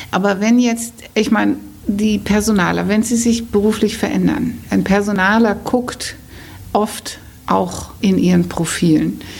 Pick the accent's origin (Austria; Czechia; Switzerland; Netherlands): Netherlands; now in Hamburg, Germany; weil ich immer erzähle, ich bin Holländerin und ich bin Karriereberaterin in Hamburg.